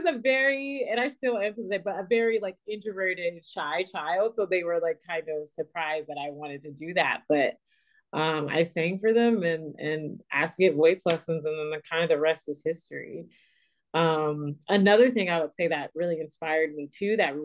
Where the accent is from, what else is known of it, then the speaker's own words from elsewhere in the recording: Macon, Georgia, United States; I'm originally from Macon, Georgia, which is not too far from Atlanta